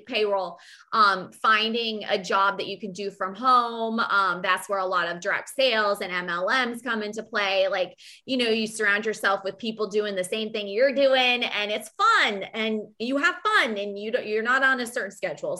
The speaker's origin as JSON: {"language": "English", "town": "Fairfield", "region": "Iowa", "country": "United States", "also_born_or_lived": "Virginia / Wisconsin", "moved": "yes", "lives_now": "North Carolina, United States", "said": "I'm from Fairfield, Iowa, and that's the mecca of transcendental meditation. I mean, University of Maharishi. I mean, hello, like that's, my town was known for"}